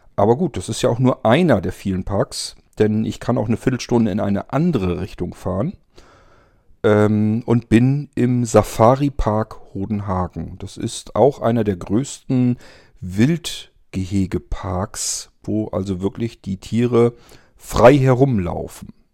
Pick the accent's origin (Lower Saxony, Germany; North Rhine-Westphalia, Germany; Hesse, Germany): Lower Saxony, Germany; area of Tierpark Ströhen; moved away; in meine alte Heimat, wo ich ursprünglich herkomme. Das ist der Ströer Tierpark.